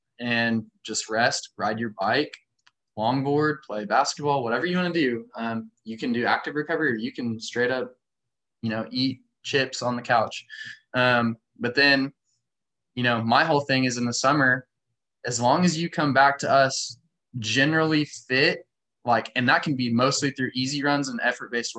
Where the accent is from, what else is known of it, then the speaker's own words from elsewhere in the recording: United States; growing up in the American high school system